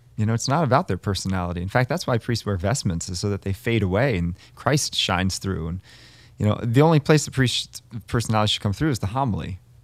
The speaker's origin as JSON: {"language": "English", "country": "United States", "tie": "born or raised there", "said": "growing up in America"}